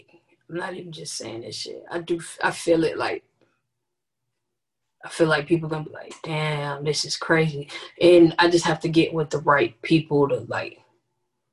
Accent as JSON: {"language": "English", "town": "Orlando", "region": "Florida", "country": "United States", "tie": "born or raised there", "said": "being from Orlando"}